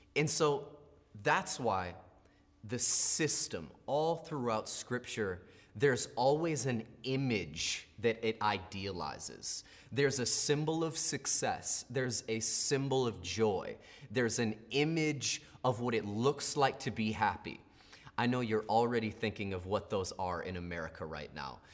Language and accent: English; United States; we're American